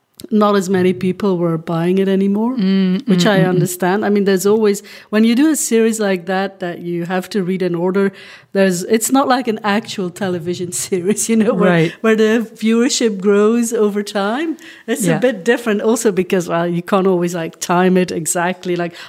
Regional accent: Flanders, Belgium; first language Dutch; English is a second language; also born or lived in Hong Kong; Well, I think it's because I'm from Belgium, right? But when I started writing, I lived in Hong Kong. Mm. And I knew I was going to write in English. My mother tongue is Dutch.

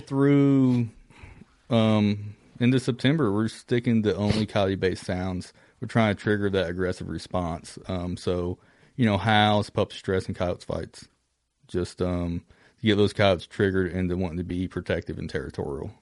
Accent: Kentucky, United States; from Kentucky

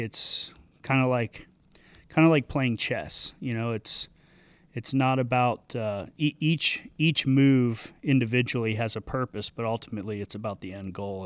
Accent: Sanibel, Florida, United States; grew up, uh, on a, on a little island off the coast of Southwest Florida called Sanibel.

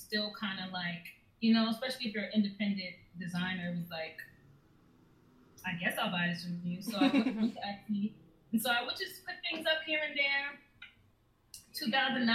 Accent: New York City, New York, United States; I grew up in Brooklyn

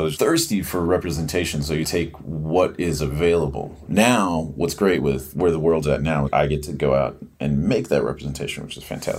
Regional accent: northern Minnesota, United States; also born or lived in Montana; now in Los Angeles, United States; I'm from northern Minnesota. Originally, I'm Ponca and Ojibwe are my two tribes. My dad is Ponca, my mom's Ojibwe from northern Minnesota. And I traveled all over the country. But then I sort of landed in Montana for a lot of years

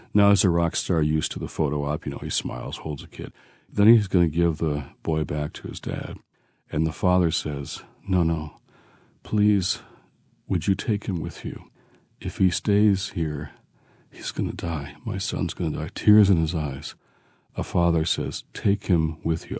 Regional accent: Detroit, Michigan, United States; moved away; also born or lived in Washington, D.C.; I was raised in Detroit

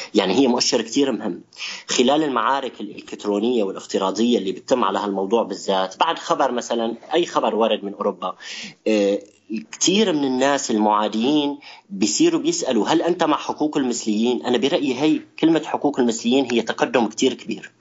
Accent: Syria; نحن كسوريين

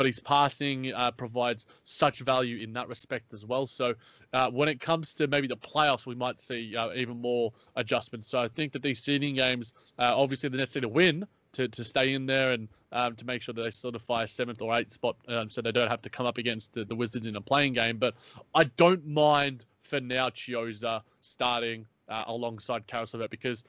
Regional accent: Australia; accent: Australian; my Australian accent

